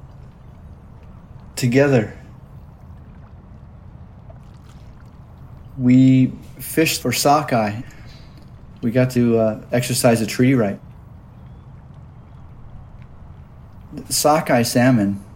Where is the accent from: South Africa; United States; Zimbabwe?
United States; Auburn, Washington; I was born in 1965 in Auburn, Washington, very near the present-day Muckleshoot Reservation